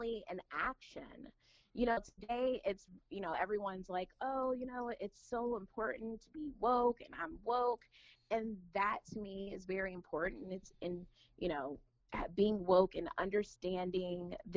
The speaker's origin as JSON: {"language": "English", "country": "United States", "tie": "born or raised there", "moved": "as an adult", "lives_now": "Dayton, United States", "said": "I was raised in the Washington, D.C. area"}